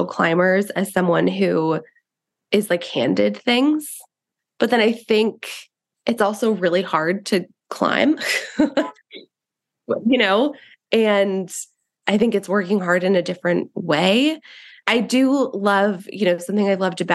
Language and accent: English; New York City, New York, United States; I grew up in Queens in New York